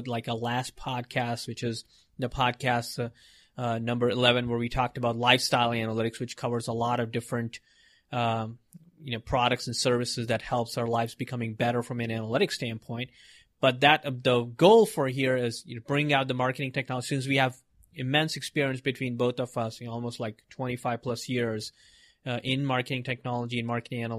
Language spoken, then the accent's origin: English; Mumbai, Maharashtra, India; I was born in India in Mumbai and, big city and all those craziness, a lot of people. And I grew up there